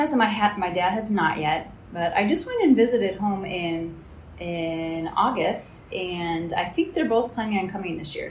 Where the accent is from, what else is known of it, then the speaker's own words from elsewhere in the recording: Michigan, United States; moved away as an adult; I'm from the States, so for me it was in Michigan.